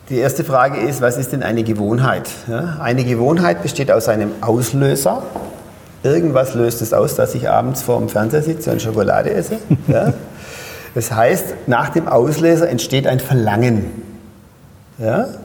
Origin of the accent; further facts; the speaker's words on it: Pforzheim, Baden-Württemberg, Germany; now in Berlin, Germany; Also ich bin vom, man hört es ja in meinem Dialekt, von Pforzheim nach Berlin umgezogen.